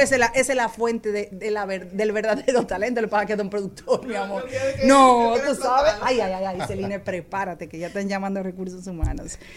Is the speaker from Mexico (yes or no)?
no; Dominican Republic; nosotros los dominicanos